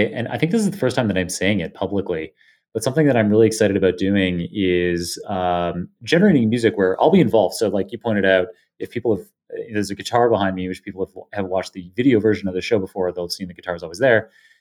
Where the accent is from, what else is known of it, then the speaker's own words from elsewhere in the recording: Canada; I'm Canadian